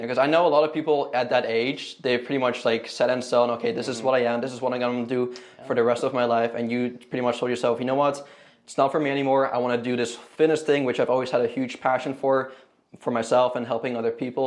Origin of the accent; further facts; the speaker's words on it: Canada; moved away as an adult; now in Houston, United States; I'm from Canada